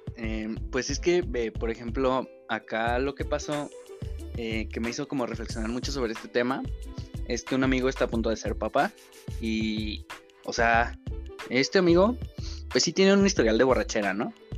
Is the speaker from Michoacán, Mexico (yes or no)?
no; General Escobedo, Nuevo León, Mexico; tengo 24 años y soy de Escobedo